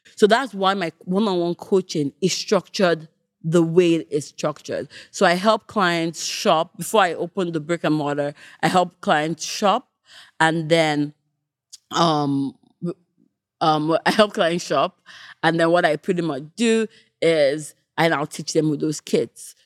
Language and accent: English; Nigeria; moved away; also born or lived in Canada / United Kingdom; Me growing up in Nigeria, moving to Canada, moving back to the U K